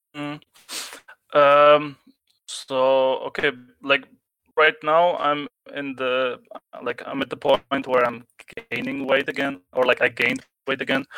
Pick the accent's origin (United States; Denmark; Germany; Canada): Germany; I'm from Germany.